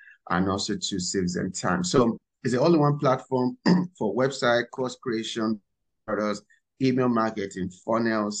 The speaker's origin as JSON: {"language": "English", "country": "Nigeria", "tie": "born or raised there", "moved": "as an adult", "lives_now": "United States", "said": "I was born and raised in Nigeria. So I came to America a few years ago"}